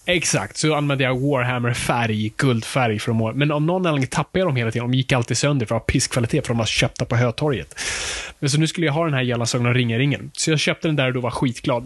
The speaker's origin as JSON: {"language": "Swedish", "town": "Stockholm", "region": "Stockholm County", "country": "Sweden", "said": "det är där vi kommer ifrån"}